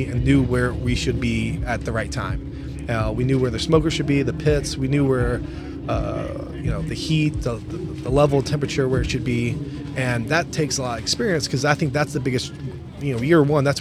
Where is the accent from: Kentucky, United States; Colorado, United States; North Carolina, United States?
Kentucky, United States; Louisville; now in Minnesota, United States; We're originally from Louisville, Kentucky, and you know, both of us born and raised